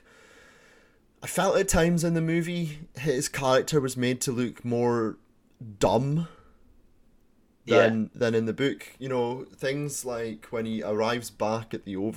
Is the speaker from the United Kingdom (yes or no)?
yes; United Kingdom; with us being British